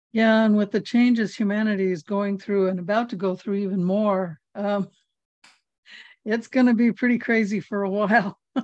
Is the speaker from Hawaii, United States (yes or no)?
yes; Hawaii, United States; I'm from Hawaii